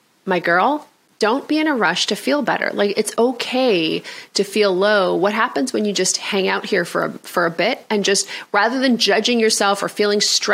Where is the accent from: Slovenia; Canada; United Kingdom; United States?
Canada; I'm Canadian